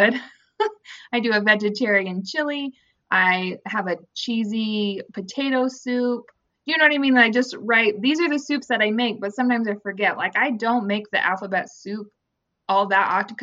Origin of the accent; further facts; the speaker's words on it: Midwest, United States; I grew up in the Midwest